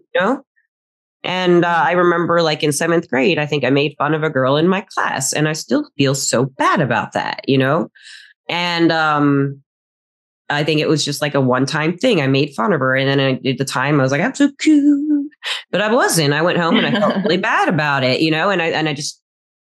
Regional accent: United States; moved away; also born or lived in Alabama / Tennessee / Phoenix; I grew up in small towns in like Alabama, Chattanooga

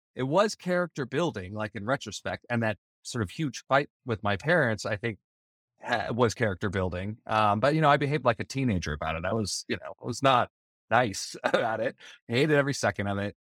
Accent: Bonneville County, Idaho, United States; I grew up in Idaho, in uh, kind of outside of a small town. I grew up in Bonneville County

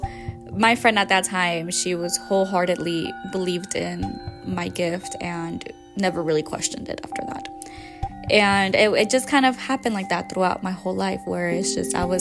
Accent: Mexico; My experiences in Mexico, where I grew up

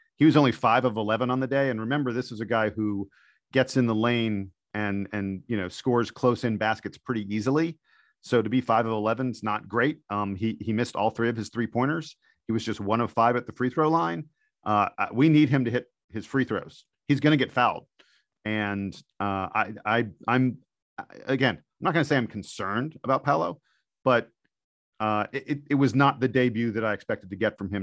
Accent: East Coast, United States; I'm from the East Coast

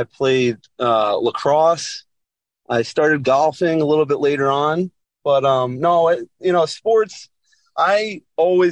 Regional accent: Monroe Township, New Jersey, United States; So I am from Monroe, New Jersey, Monroe Township, New Jersey

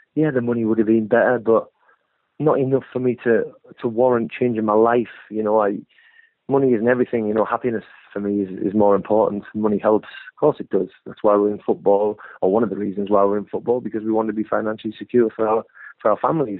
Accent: Hartlepool, North East England, United Kingdom; now in Bournemouth, United Kingdom; I've lived in Bournemouth longer than I lived in my hometown of Hartlepool

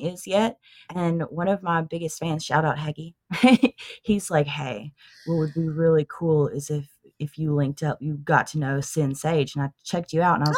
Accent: Tennessee, United States; I was born and bred in Tennessee.

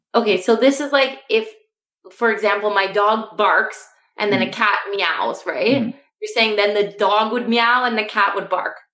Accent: Canada; I am from Canada

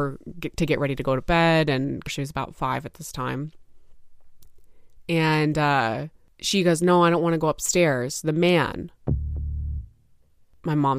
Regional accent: Newbury Park, California, United States; I'm from Newbury Park, California.

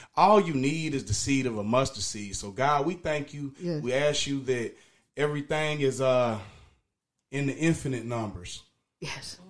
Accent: Dayton, Ohio, United States; From Dayton, Ohio. Born and raised Dayton, Ohio

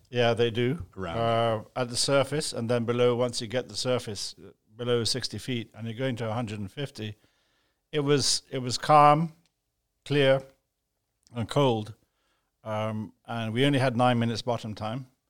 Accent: Jamaica; now in Grand Cayman, Cayman Islands; where I grew up in Jamaica

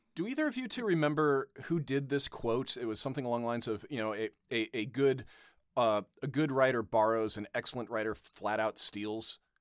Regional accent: Southern California, United States; growing up in Southern California

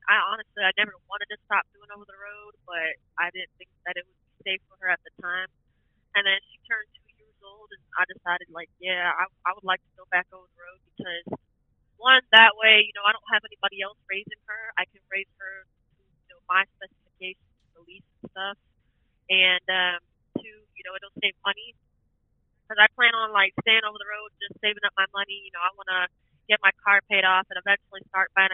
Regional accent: Riverview, Florida, United States; being born and raised in Florida

